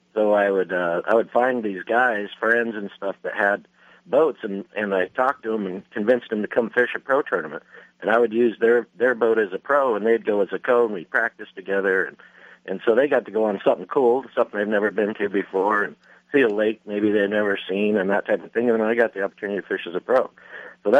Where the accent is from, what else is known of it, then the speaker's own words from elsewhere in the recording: Salt Lake City, Utah, United States; now in Lake Havasu City, United States; I grew up in Salt Lake City, Utah